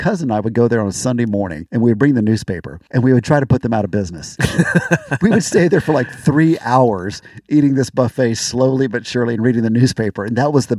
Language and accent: English; Florida, United States; we're from Florida.